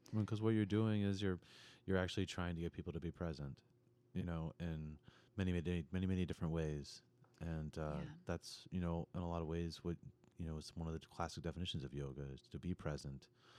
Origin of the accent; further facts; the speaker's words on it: New York City, New York, United States; And when I was young, I grew up in New York City